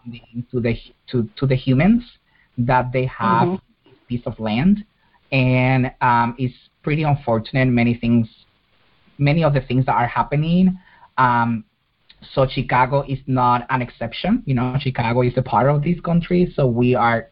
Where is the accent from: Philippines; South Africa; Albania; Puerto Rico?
Puerto Rico; moved away; I was born and raised in Puerto Rico